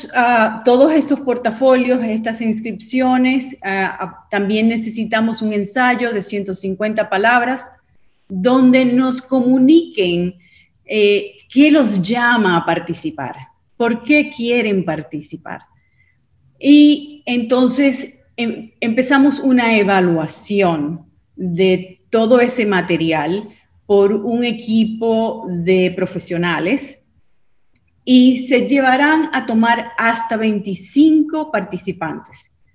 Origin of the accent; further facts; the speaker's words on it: Dominican Republic; now in United States; Soy dominicana, pero he estado viviendo en, en, los Estados Unidos por los últimos 35 años